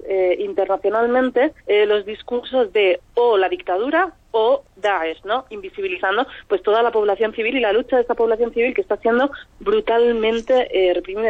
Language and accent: Spanish; Syria; mi pueblo